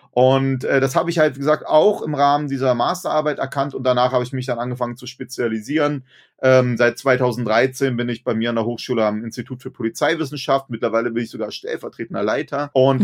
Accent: Germany; also born or lived in Berlin; bei uns in Deutschland

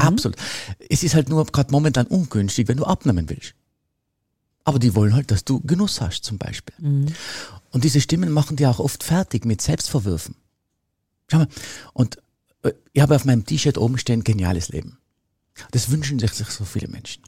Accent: Tyrol, Austria; Bei uns in Tirol

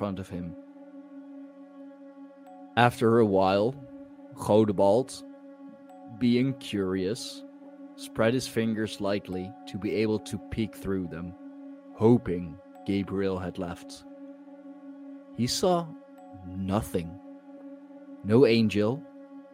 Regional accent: Leiden, South Holland, Netherlands; my hometown, the town that I grew up in, that has made me who I am today

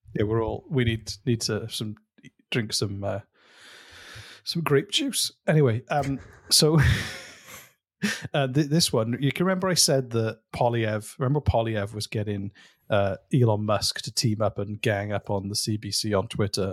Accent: Welsh, Wales, United Kingdom; I'm Welsh

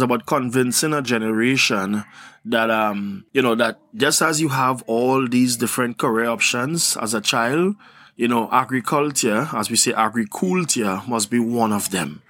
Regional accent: Trinidad & Tobago; I'm from Trinidad and Tobago.

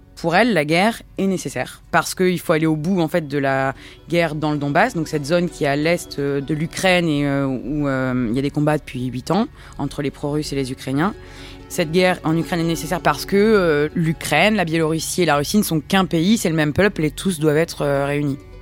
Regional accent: France; en tant que Français

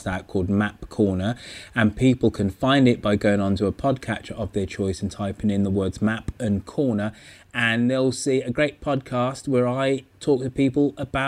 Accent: England, United Kingdom; Well, we are English after all.

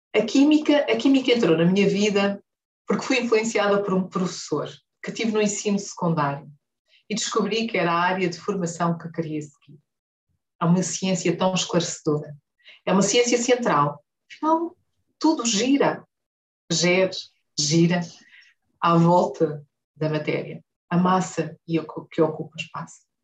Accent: Huambo, Angola; now in Luanda, Angola; Nasci no Ambo e vivi

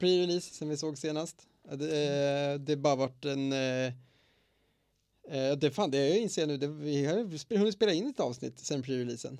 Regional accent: Eskilstuna, Södermanland, Sweden; moved away; hemma i Eskilstuna

